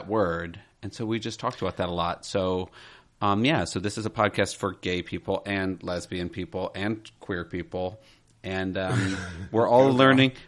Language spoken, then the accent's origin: English; Michigan, United States; Jason and I grew up together in Michigan